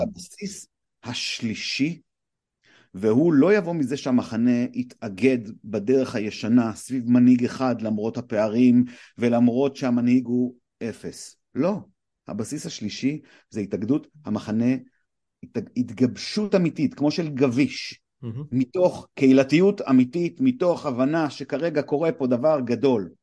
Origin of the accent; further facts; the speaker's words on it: Bat Yam, Tel Aviv District, Israel; also born or lived in Los Angeles; now in Tel Aviv, Israel; אני תל אביב מבת ים